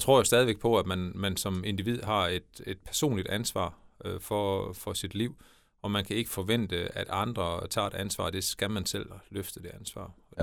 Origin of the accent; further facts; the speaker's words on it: Denmark; moved away as an adult; also born or lived in Brussels, Belgium / Scotland / Germany; jeg flyttede hjem, hvis man kan sige sådan, til min hjemmeegn og, til mit barndomshjem i, i 2012